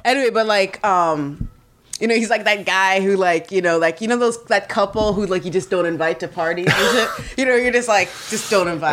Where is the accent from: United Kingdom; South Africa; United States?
United States; New York; also born or lived in Kenya; even though I'm originally from Kenya and I grew up in New York